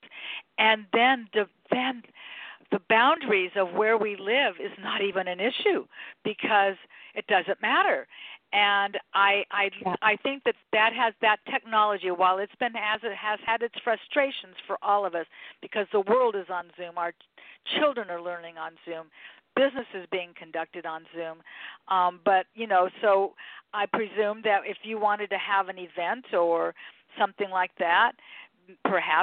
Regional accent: Los Angeles, California, United States; born and raised in Los Angeles

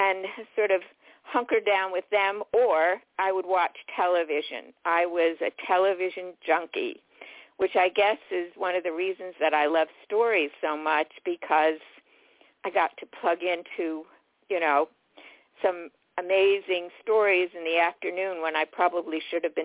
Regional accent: New York City, New York, United States; I was born in New York City. And my parents made the decision to move to the suburbs

